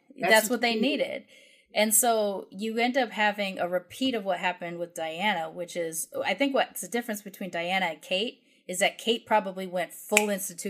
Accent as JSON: {"language": "English", "country": "United Kingdom", "said": "which is one of the hugest things as a British person to see your monarchs like literally mourning in front of you."}